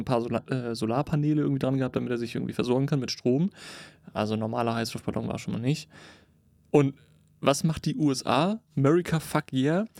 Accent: Cuxhaven, Lower Saxony, Germany; meine Heimatstadt, Cuxhaven

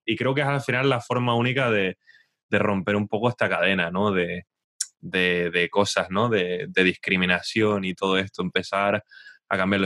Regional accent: Spain; now in England, United Kingdom; no me siento totalmente inglés. Pero cuando vuelvo a España

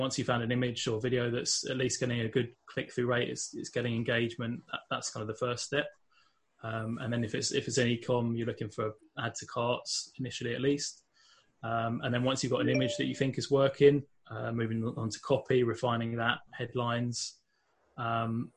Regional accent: London, United Kingdom; moved away as an adult; now in Northern Ireland, United Kingdom; I'm not from Northern Ireland originally. I'm actually from London in England, but I've been living over here for about 8 years now

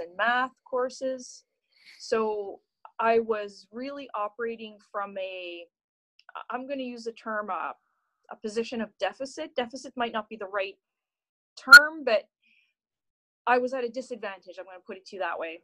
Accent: Lower Eelbrook, Nova Scotia, Canada; Grew up in very rural Nova Scotia, a small village called Lower Eelbrook

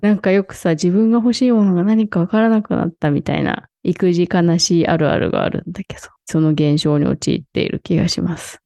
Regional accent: Shizuoka, Japan; born or raised there; moved away

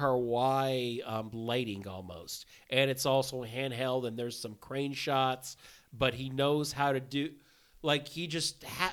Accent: Laos; I'm from Laos.

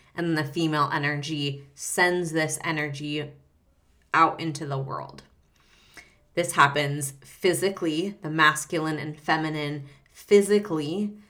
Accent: Reno, Nevada, United States; I grew up in Reno, Nevada, so northern Nevada

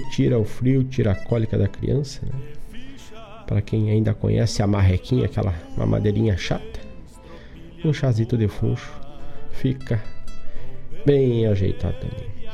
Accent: Herval, Rio Grande do Sul, Brazil; moved away; lá pela minha terra, Herval do Sul

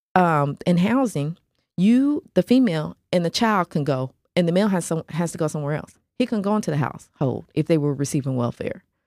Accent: Nashville, Tennessee, United States; I grew up in Nashville

